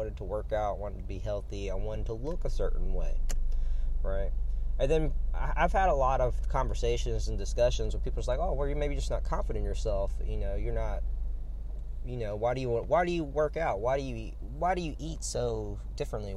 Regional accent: Louisiana, United States; now in Florida, United States; I'm from Louisiana

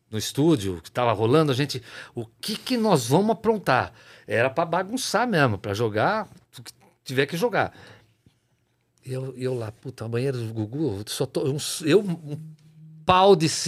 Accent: Jaú, São Paulo, Brazil; Lá na fazenda onde eu me criei.

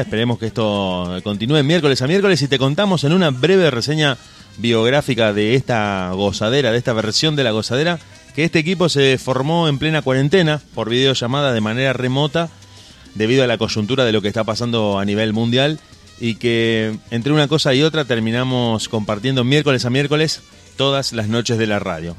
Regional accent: Argentina; somos argentinos

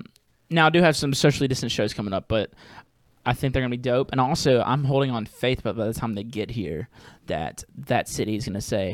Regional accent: New Orleans, Louisiana, United States; I was like, "What's up? … from New Orleans, Louisiana," and it felt weird.

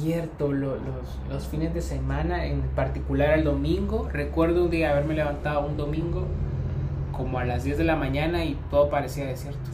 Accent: El Salvador; moved away as an adult; now in Uruguay

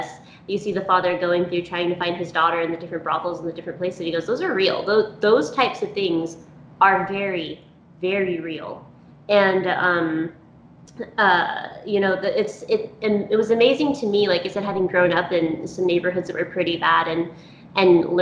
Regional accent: Texas, United States; moved away as an adult; now in Utah, United States; we grew up in Texas, we moved to Utah a few years ago

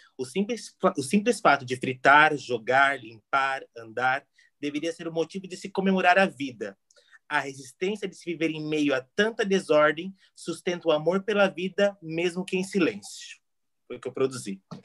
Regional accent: Joinville, Santa Catarina, Brazil; Sou de Joinville

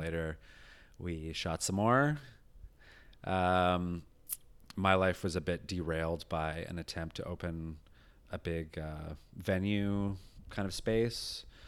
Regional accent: rural British Columbia, Canada; also born or lived in England; I moved here when I was eight to rural British Columbia

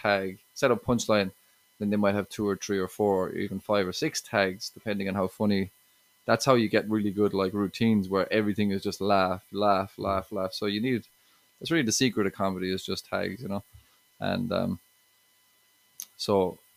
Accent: Ireland; relationships, I talk a good bit about that, exes, and being Irish a bit too, you know.

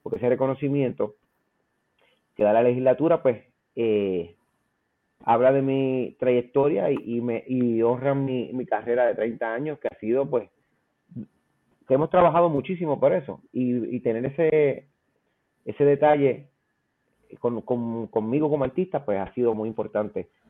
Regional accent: Aguas Buenas, Puerto Rico; also born or lived in Caguas; yo me crié entre mi pueblo eh, de nacimiento Caguas y Aguas Buenas

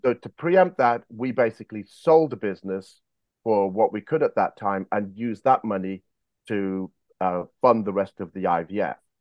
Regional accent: United Kingdom; also born or lived in South Africa / Monmouth, Wales / San Diego, United States; born in South Africa, but raised in the United Kingdom. I came here when I was three years of age

